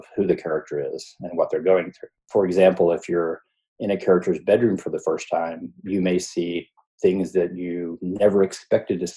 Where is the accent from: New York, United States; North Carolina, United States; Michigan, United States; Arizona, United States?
North Carolina, United States; also born or lived in Ohio / Atlanta; I was born in Ohio, but I moved to North Carolina with my family when I was probably eight, nine, somewhere in there, and grew up there, went to high school there